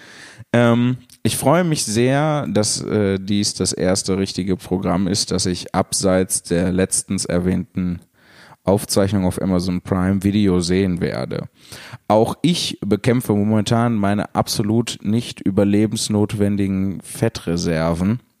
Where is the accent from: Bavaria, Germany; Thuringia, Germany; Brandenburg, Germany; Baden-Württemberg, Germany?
Baden-Württemberg, Germany; Mannheim; ich war schon bei einer sehr kleinen Veranstaltung von Jan Philipp, die in meiner Heimat Mannheim stattfand.